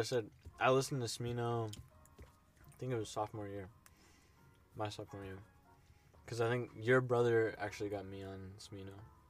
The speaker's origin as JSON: {"language": "English", "town": "St. Louis", "region": "Missouri", "country": "United States", "said": "I'm from St. Louis too."}